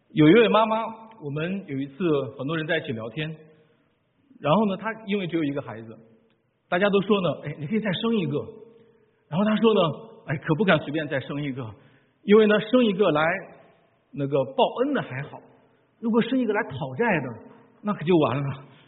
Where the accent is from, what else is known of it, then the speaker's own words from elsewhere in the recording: China; 我们中国人